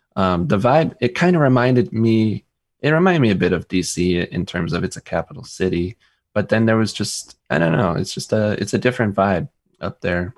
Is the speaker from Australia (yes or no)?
no; United States; we're American